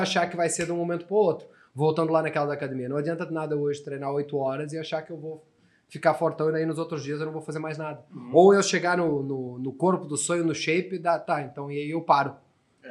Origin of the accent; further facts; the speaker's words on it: Portugal; first language Portuguese; moved away as an adult; now in Brazil; Sou português, nasci em Portugal